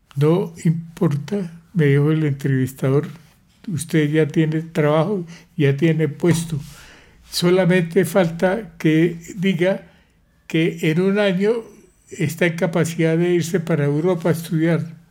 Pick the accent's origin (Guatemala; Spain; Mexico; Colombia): Colombia; Pamplona, Norte de Santander; moved away as an adult; also born or lived in Bucaramanga / Bogotá / Sweden; Nací en Pamplona, norte de Santander, el 20 de septiembre de 1935